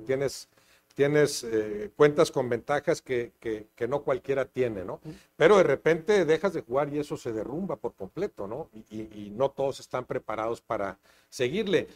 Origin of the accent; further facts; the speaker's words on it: Monterrey, Nuevo León, Mexico; moved away; also born or lived in Mexico City; nací en Monterrey hace 65 eh, años